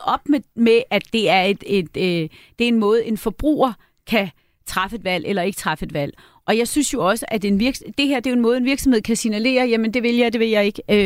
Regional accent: Møn, Zealand, Denmark; moved away; Nu kommer jeg jo fra Møn, øh, hvor jeg er vokset op

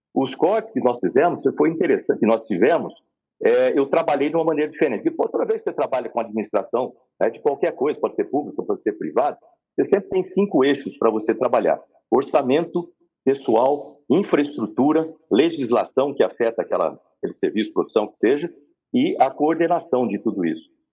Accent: Bauru, São Paulo, Brazil; eu sou lá de Bauru, como você falou no começo, mas eu sou filho de um servente de serviços gerais. É um tipo de um faxineiro, né, com a escriturária. Eu comecei, eu cresci na periferia

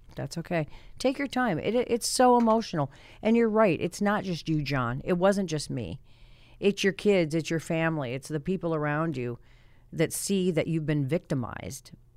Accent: Colorado, United States; moved away as an adult; now in Hartford, United States; I'm from Colorado

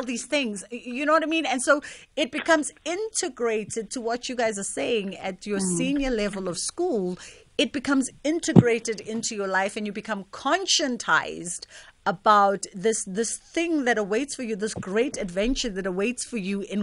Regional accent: South Africa; As a South African, we really don't have a culture of rite of passage.

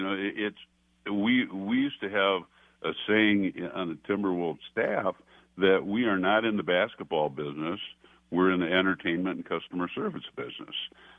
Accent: Minnesota, United States; a lot of Iowa people were very appreciative of knowing I came from Minnesota.

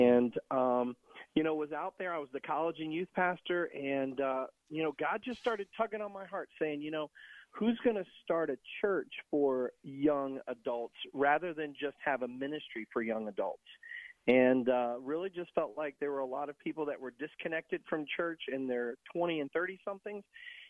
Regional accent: Tampa, Florida, United States; Yeah, so much like yourself, I was born and raised here in Tampa. My grandmother actually came from Cuba and rolled cigars in Ybor City.

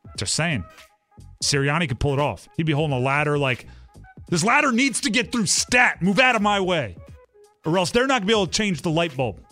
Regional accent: New Jersey, United States; also born or lived in Delaware; I grew up in South Jersey for a large part of my childhood, went to school at Delaware

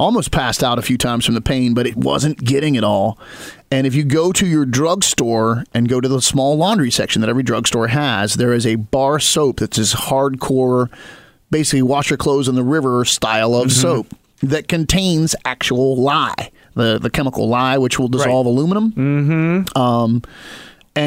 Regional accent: West Virginia and then Western Maryland, United States; moved away; Growing up in West Virginia and then Western Maryland

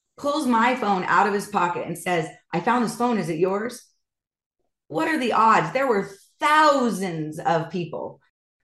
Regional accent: Idaho, United States; I'm from Idaho.

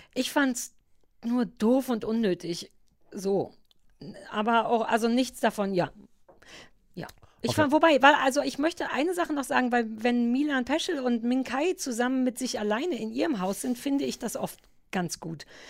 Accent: Berlin, Germany; ich als Berliner

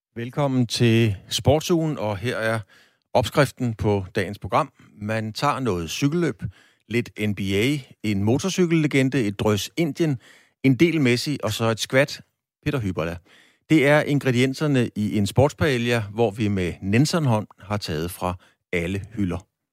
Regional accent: Bornholm, Capital Region of Denmark, Denmark; jeg er jo fra Bornholm

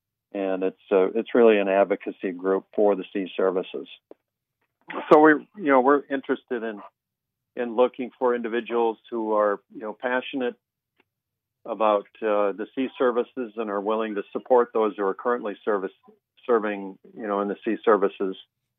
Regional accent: Minot, North Dakota, United States; I'm born and raised in Minot, UND engineering graduate in 1982.

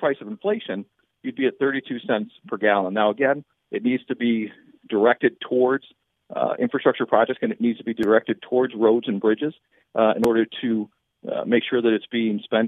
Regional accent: Western New York, United States; I'm from Western New York

